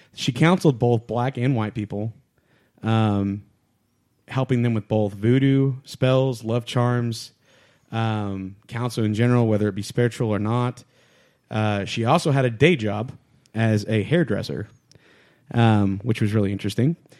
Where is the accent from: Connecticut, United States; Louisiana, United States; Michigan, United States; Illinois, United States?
Louisiana, United States; I'm from Louisiana